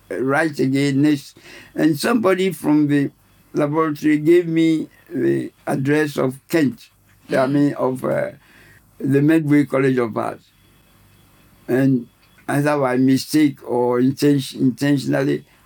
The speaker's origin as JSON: {"language": "English", "country": "Ghana", "moved": "as an adult", "lives_now": "London, United Kingdom", "said": "I come from Ghana"}